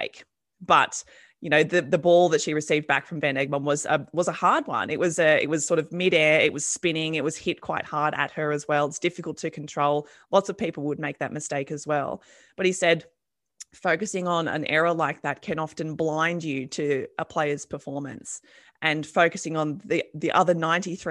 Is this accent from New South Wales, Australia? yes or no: yes; Campbelltown, New South Wales, Australia; They're from my hometown, Campbelltown. We're both Campbelltown buddies